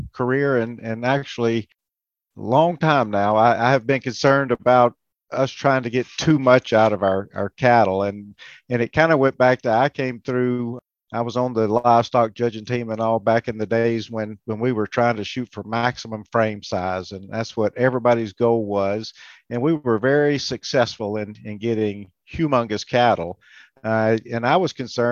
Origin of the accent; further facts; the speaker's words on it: Florida, United States; moved away as an adult; also born or lived in Alabama / Georgia; now in Kentucky, United States; I grew up in Florida on a cow-calf operation